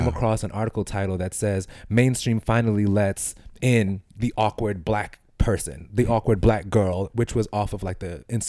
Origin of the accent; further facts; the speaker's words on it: New York City, New York, United States; I grew up in East New York.